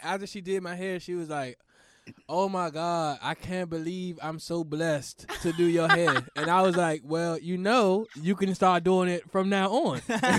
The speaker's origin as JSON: {"language": "English", "town": "Washington", "region": "District of Columbia", "country": "United States", "tie": "born or raised there"}